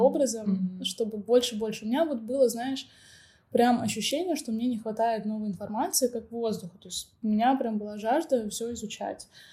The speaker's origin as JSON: {"language": "Russian", "town": "Novosibirsk", "region": "Novosibirsk Oblast", "country": "Russia", "moved": "as an adult", "lives_now": "Turkey", "said": "я сама из Новосибирска, вернулась домой"}